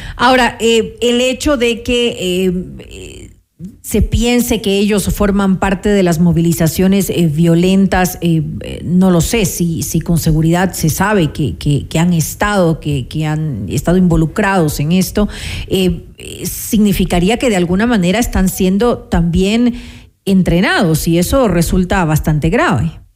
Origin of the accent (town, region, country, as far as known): Ecuador